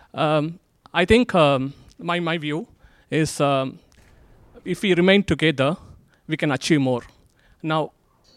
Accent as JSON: {"language": "English", "country": "India", "moved": "yes", "lives_now": "United Kingdom", "said": "I am originally from India"}